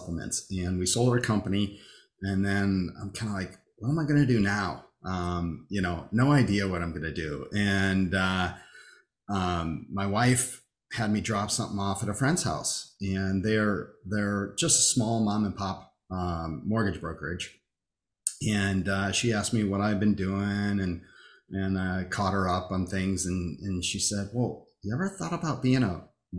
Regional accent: Rockford, Illinois, United States; moved away; I was in Rockford. I grew up in Rockford

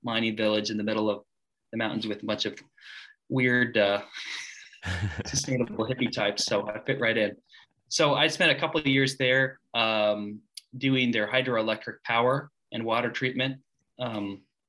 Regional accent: Springfield, Missouri, United States; I grew up in the Ozarks

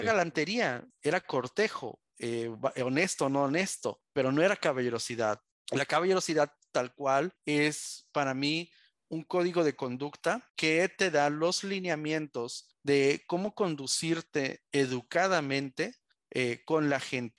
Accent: Tijuana, Baja California, Mexico; also born or lived in Mexico City; me trajeron aquí a Baja California, por lo cual yo siempre digo soy adoptado tijuanense orgullosamente

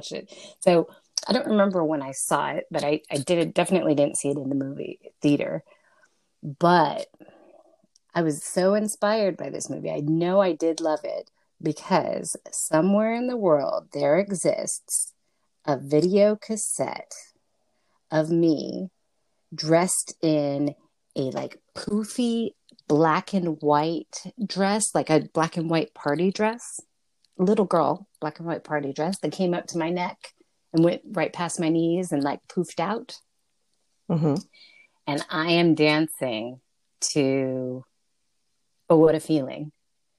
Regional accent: Los Angeles, California, United States; House that I grew up in the San Fernando Valley

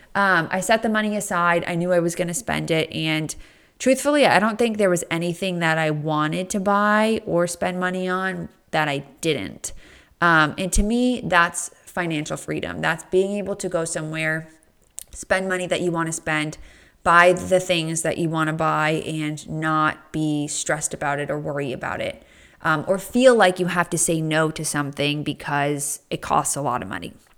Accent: East Coast, United States; I grew up on the East Coast

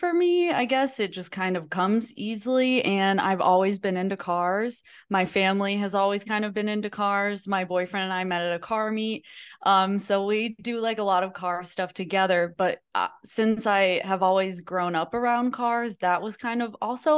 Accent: Fort Myers, Florida, United States; also born or lived in Orlando, Florida; I was born in Fort Myers, Florida, so Southwest Florida

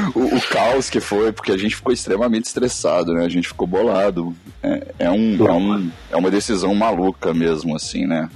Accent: Belo Horizonte, Minas Gerais, Brazil; also born or lived in Nova Lima; eu sou Belo Horizontão. Eu nasci em Belo Horizonte é. e depois vivi em Nova Lima por um tempão

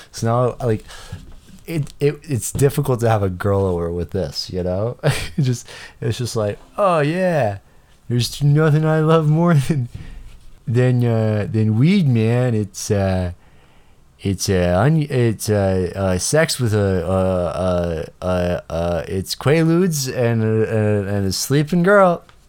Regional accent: Canada; I'm Canadian

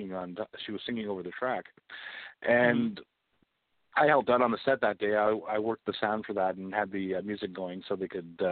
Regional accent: Canadian side of the border near Detroit, Ontario, Canada; also born or lived in London, Ontario; I grew up near Detroit. I'm the Canadian side of the border, but very close to Detroit

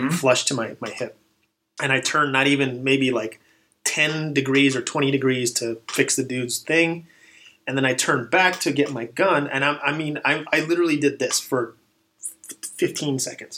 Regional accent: Texas, United States; moved away as an adult; also born or lived in Dallas Fort Worth / El Paso; now in California, United States; I'm originally from Texas

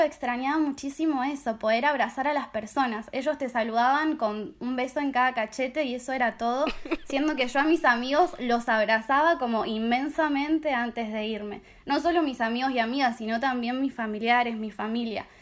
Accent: Argentina; moved away as an adult; also born or lived in Strasbourg, France; now in Paris, France; vengo de Argentina, tengo 23 años.

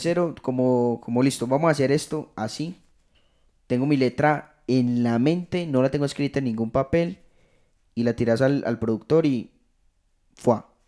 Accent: Rionegro, Antioquia, Colombia; yo no soy de Medellín, yo soy de Río Negro

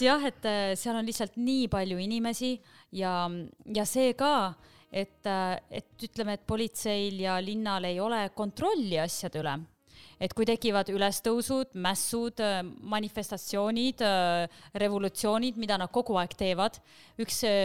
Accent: Estonia; born or raised there; moved away as an adult; also born or lived in Paris, France

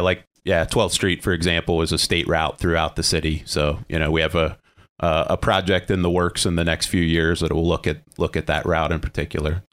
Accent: Ligonier, Pennsylvania, United States; grew up in Ligonier, Pennsylvania

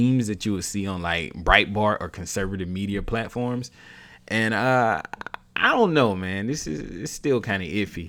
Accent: the South, United States; I was raised in the South

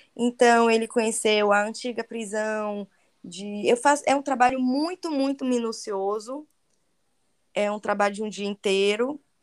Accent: Bahia, Brazil; accent: Baiano; eu falo francês com sotaque de baiana

